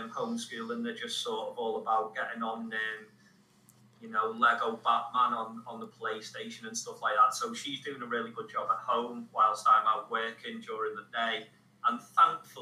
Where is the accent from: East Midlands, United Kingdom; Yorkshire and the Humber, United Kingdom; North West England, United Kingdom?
North West England, United Kingdom; Liverpool; my hometown